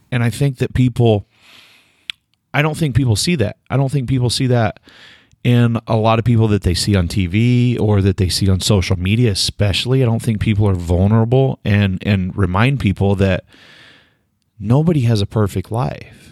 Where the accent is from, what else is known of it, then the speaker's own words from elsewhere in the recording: Delaware, Oklahoma, United States; moved away; my hometown